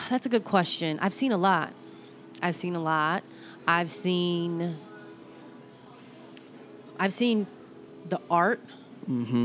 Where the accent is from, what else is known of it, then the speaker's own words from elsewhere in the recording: New Jersey, United States; I'm from Jersey.